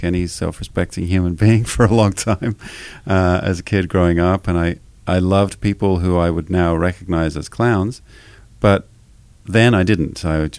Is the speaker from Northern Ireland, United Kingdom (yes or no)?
no; just south of London, near Guildford, South East England, United Kingdom; moved away as an adult; now in Los Angeles, United States; I grew up just south of London. The nearest big town is called Guildford, but I was kind of in the country.